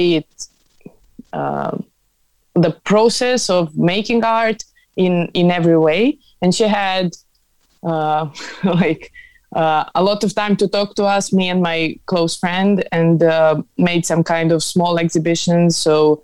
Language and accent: English; Belgrade, Serbia; I'm from Serbia, from Belgrade